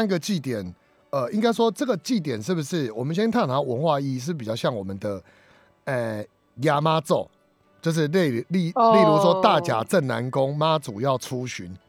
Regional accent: Taiwan; 我们台湾人来不及参加了。

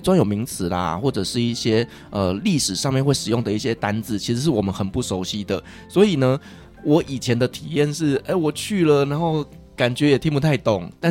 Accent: Taiwan; 因为我们台湾人觉得空床没有人住，会有精灵来跟我们睡觉。

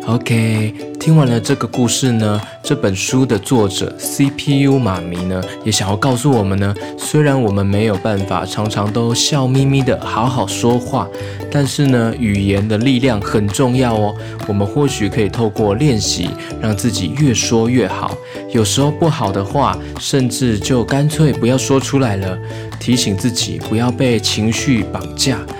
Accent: Yunlin County, Taiwan; now in Taipei, Taiwan; 我老家呢，是在云林

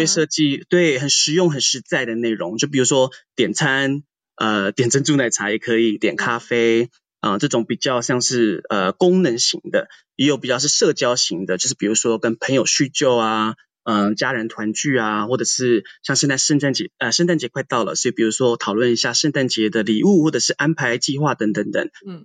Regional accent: Taitung County, Taiwan; moved away as an adult; also born or lived in New York, United States; 我也是，就是台湾土生土长的台东人

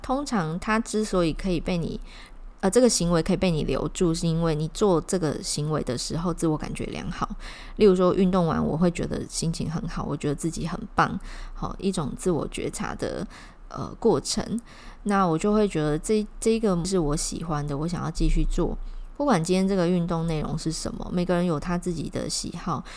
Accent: Taiwan; 是我们台湾本土的品牌

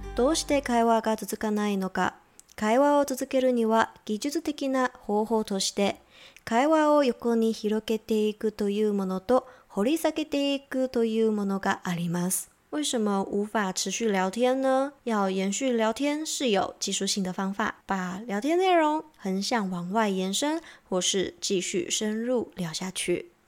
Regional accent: Taiwan; 我是台湾人

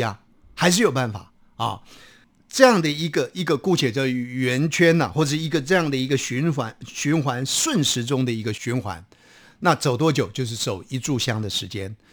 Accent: Taiwan; 我们台湾话其实更早的语言

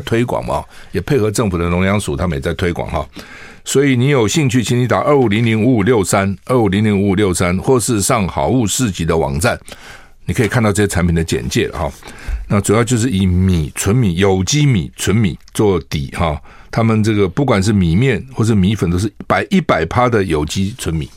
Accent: Taiwan; 我们台湾人

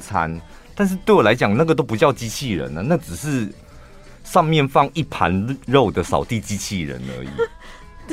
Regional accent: central Taiwan, Taiwan; 我们中部人

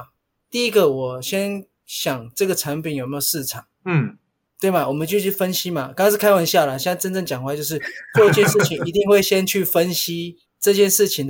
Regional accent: Taiwan; 在一个日本带两百人的一个日商，全部都日本人，就我一个台湾人。

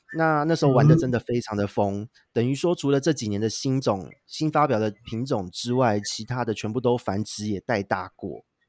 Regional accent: Taipei, Taiwan; also born or lived in Penghu; 我是台北人

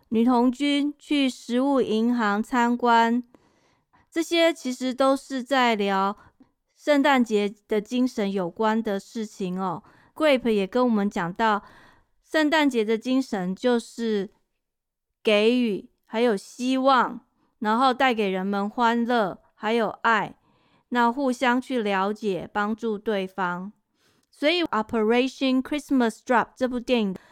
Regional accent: Taiwan; moved away; 我小时候在台湾

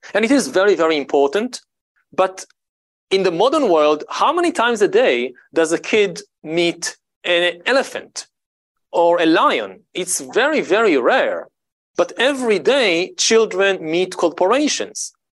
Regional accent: Israel; I grew up in Israel, in the Middle East

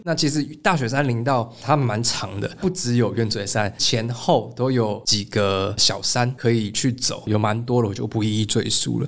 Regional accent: Taiwan; 我是台湾人

